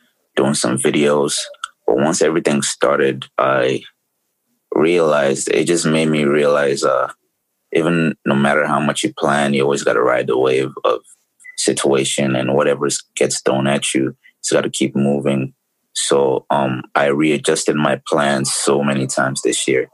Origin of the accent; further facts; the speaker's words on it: Lagos, Nigeria; moved away as an adult; now in United States; I grew up in Lagos